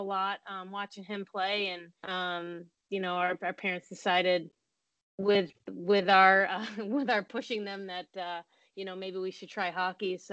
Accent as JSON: {"language": "English", "town": "Syracuse", "region": "New York", "country": "United States", "tie": "born or raised there", "also_born_or_lived": "Niagara", "said": "we grew up in Syracuse"}